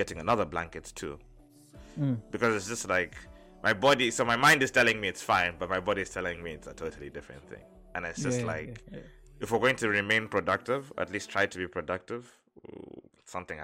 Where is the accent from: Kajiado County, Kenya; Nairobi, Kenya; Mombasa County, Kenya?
Mombasa County, Kenya; Mombasa; moved away; I was born in a beach environment. I was born in Mombasa.